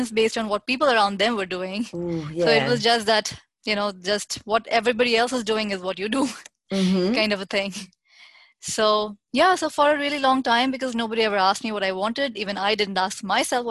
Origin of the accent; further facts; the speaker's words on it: New Delhi, Delhi, India; I'm born and brought up in India, New Delhi